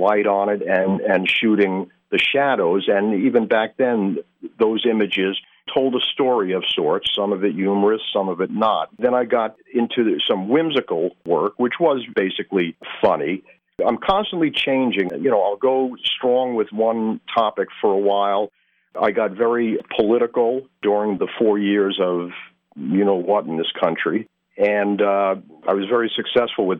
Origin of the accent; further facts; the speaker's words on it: Long Island, New York, United States; moved away as an adult; now in Poconos, United States; I'm originally from Long Island, New York, and I moved up here in about 1984.